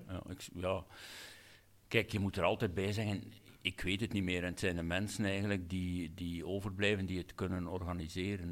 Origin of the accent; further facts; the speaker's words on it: Hamme, Flanders, Belgium; een zaalvoetbalclub in, in Hammen, mijn geboortedorp